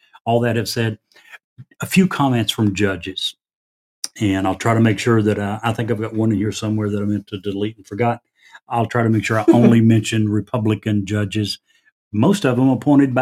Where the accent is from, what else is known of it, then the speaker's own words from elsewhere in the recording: the South, United States; I'm just an old country boy. I'm from the South